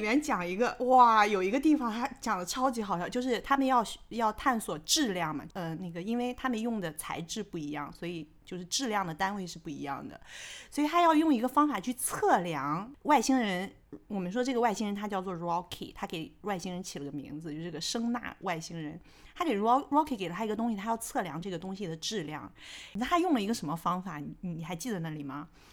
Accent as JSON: {"language": "Chinese", "country": "China", "said": "我们中国人"}